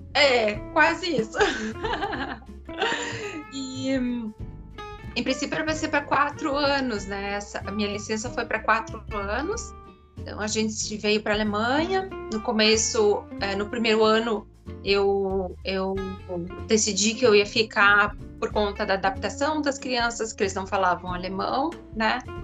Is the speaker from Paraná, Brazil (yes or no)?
yes; Curitiba, Paraná, Brazil; moved away as an adult; also born or lived in São José dos Campos; now in Germany; sou de Curitiba